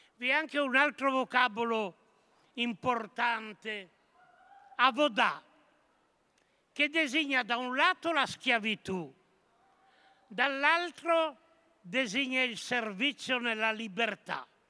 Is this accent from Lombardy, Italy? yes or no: no; Monferrato, Piedmont, Italy; Nel Monferrato, la mia terra